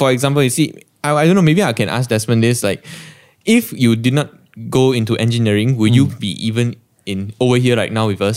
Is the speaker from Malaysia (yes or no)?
yes; Penang, Malaysia; I'm really from Penang